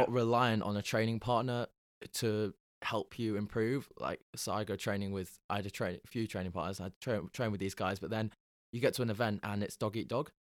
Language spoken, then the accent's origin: English; Halifax, Yorkshire and the Humber, United Kingdom; now in Bristol, United Kingdom; I'm from Halifax